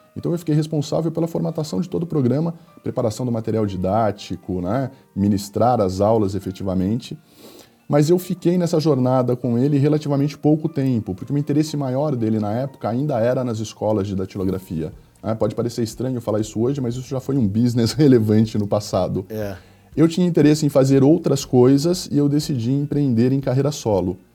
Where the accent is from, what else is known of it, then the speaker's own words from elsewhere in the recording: Agudos, São Paulo, Brazil; Eu sou natural de uma cidade do interior do estado de São Paulo, chamada Agudos